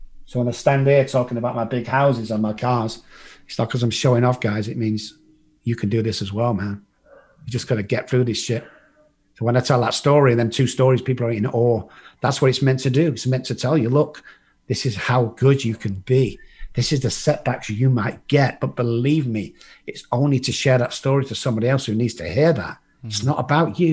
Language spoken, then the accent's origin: English; England, United Kingdom; moved away as an adult; also born or lived in Dallas, Texas; now in United States; I'm from England.